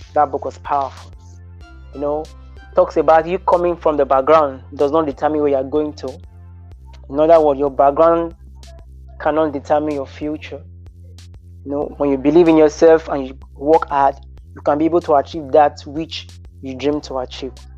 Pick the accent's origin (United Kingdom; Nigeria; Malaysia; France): Nigeria; as a Nigerian